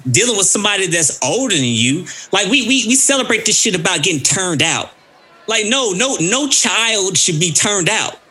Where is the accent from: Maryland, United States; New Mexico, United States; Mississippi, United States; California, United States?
Mississippi, United States; I'm from Mississippi